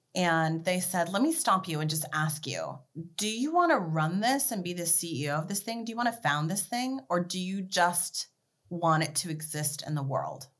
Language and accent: English; Beverly Hills, California, United States; also born or lived in Washington State; I was actually born in Washington State, but I grew up in Beverly Hills, and my zip code was 90210